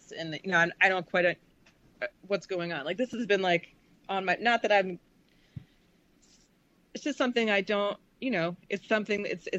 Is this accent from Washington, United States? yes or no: no; Charleston, South Carolina, United States; moved away; also born or lived in Namibia; I grew up in Charleston, South Carolina in the 70s. You know, I moved there in 73